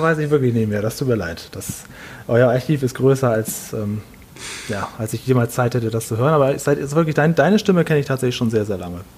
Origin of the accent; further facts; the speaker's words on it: Stade, Lower Saxony, Germany; now in Düsseldorf, Germany; Ich bin aber gebürtig aus Stade. Stade ist eine kleine Stadt vor Hamburg oder nach Hamburg